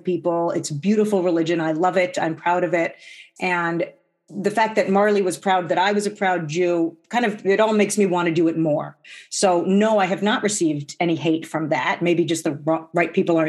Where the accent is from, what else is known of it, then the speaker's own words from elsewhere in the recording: New Jersey, United States; now in Minnesota, United States; I grew up in New Jersey